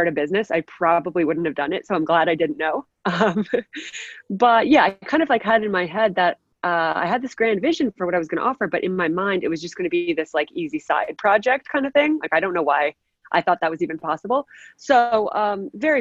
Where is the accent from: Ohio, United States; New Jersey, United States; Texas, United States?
New Jersey, United States; also born or lived in North Carolina; I'm originally from New Jersey, which is where I live now. Grew up playing soccer here